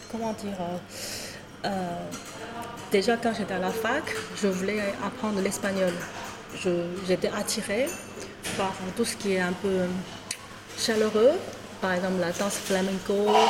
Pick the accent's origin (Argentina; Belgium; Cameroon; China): China; moved away as an adult; now in France; en tant que chinoise, comment dire 100% fabriquée en Chine. je suis venue à Paris à l'âge de 25 ans.